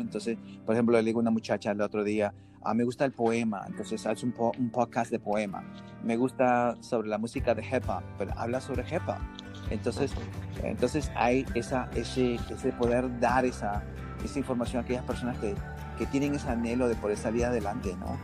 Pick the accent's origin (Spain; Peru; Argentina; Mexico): Peru; now in United States; yo soy peruano